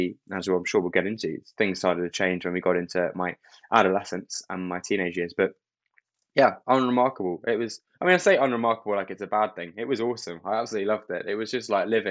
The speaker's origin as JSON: {"language": "English", "area": "Kent", "region": "South East England", "country": "United Kingdom", "tie": "born or raised there", "said": "I was born in Kent, which is south of London. It's known as the Garden of England. It's very green. I'm actually there right now."}